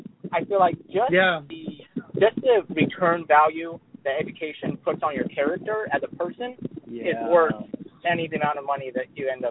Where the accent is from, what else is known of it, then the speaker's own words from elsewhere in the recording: Florida, United States; Because, you know, you and I grew up in South Florida. It's a very affluent area, a predominantly white community.